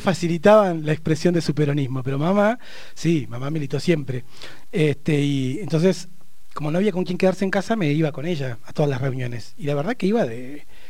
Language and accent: Spanish; Neuquén, Argentina; also born or lived in Barda del Medio; uno nacido y criado en Neuquén